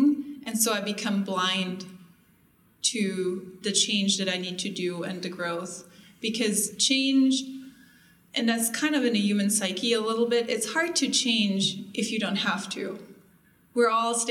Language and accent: English; Germany; moved away; I'm from Germany